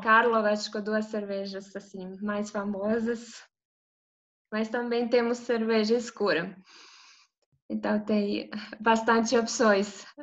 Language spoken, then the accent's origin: Portuguese; Zagreb, City of Zagreb, Croatia; eu sou de Zagreb, da capital da Croácia.